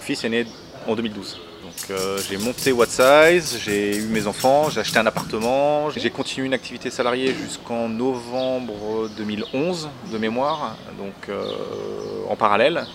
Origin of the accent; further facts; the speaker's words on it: Grenoble, Auvergne-Rhône-Alpes, France; moved away as an adult; also born or lived in Hossegor / London / Brussels; je suis originaire de Grenoble